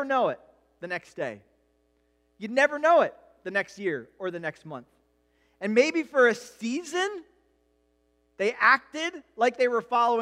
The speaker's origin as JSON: {"language": "English", "country": "United States", "said": "as an American culture"}